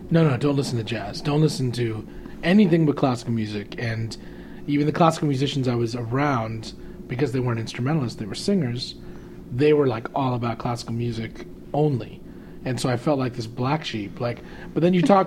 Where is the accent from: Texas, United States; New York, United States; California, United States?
California, United States; Arcadia; I'm from Arcadia.